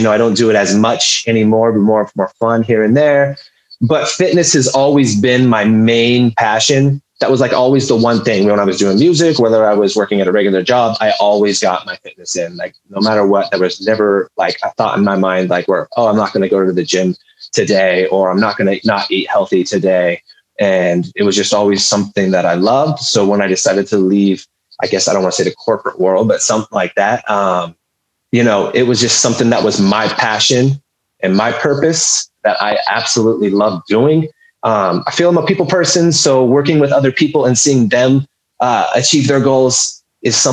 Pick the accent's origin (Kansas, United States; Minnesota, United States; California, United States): California, United States; Humboldt County; I'm originally from Humboldt County in California, lived there pretty much for my whole life.